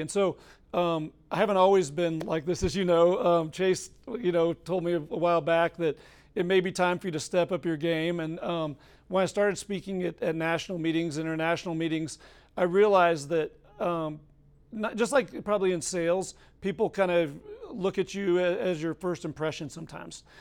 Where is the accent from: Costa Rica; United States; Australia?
United States; Colorado; moved away; I'm from Colorado